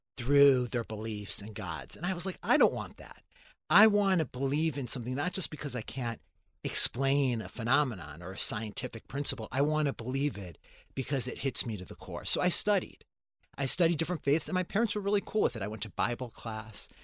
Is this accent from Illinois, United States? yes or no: yes; Chicago, Illinois, United States; I grew up in a Christian and Jewish town, um, in the north side of Chicago